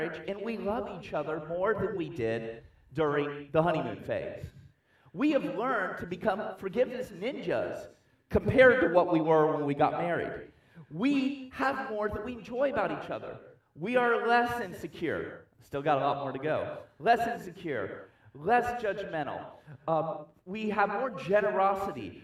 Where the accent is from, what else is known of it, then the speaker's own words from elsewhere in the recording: United States; I'm American